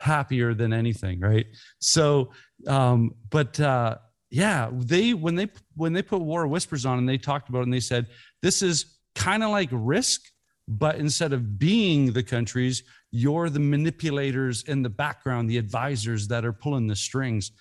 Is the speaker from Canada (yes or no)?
yes; Canada; we're Canadians